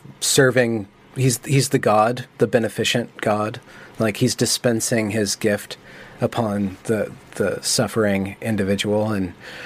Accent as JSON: {"language": "English", "country": "United States", "said": "I'm American"}